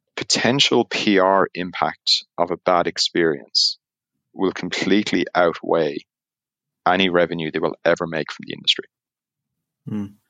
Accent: Ireland; accent: Irish; now in Amsterdam, Netherlands; as you can tell by the accent, even though I'm in Amsterdam, I'm, I'm Irish

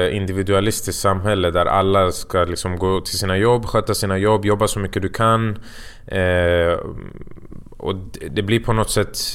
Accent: Falun, Dalarna County, Sweden; när jag är hemma i Falun så känns det som att jag knappt har gjort någonting för att det finns ett annat lugn där.

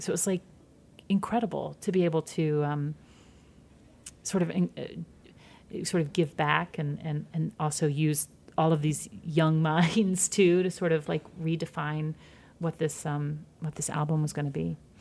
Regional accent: Georgia, United States; moved away; also born or lived in Michigan; I grew up in Georgia, in small towns in Georgia, and then moved to suburbs of Michigan

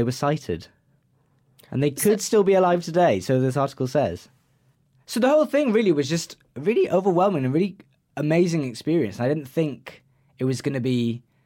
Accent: Wales, United Kingdom; it's in Wales and I'm Welsh

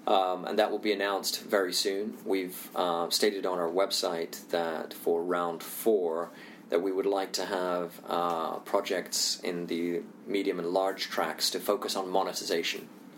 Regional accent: Indonesia; also born or lived in India; you know, I'm Indian, I also grew up in Indonesia

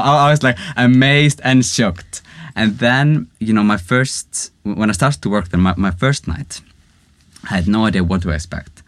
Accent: Reykjavik, Capital Region, Iceland; moved away as an adult; now in Stockholm, Sweden; I'm from Reykjavik, Iceland. I've lived here in Sweden, Stockholm, about two years now.

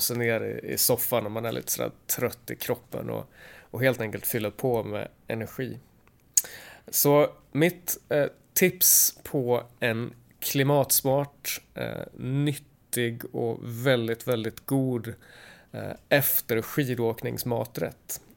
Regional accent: Sweden

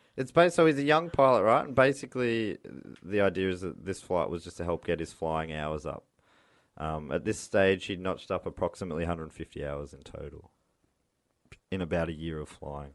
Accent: Moorabbin, Victoria, Australia; I grew up in Moorabbin

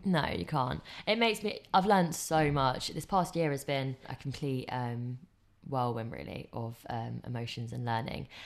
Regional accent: England, United Kingdom; I grew up in England.

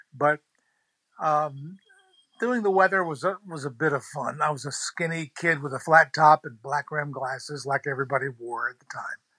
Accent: New Bern, North Carolina, United States; I grew up in New Bern, graduated high school here, started my TV career here

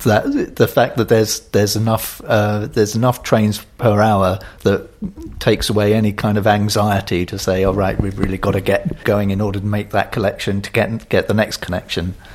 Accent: London, United Kingdom; as a Londoner

